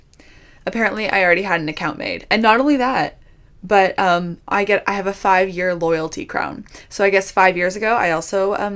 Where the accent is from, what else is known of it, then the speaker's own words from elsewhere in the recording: Ontario, Canada; I said, Canada. She goes, oh, me too. I was like, oh, no. What province? Ontario. Me too.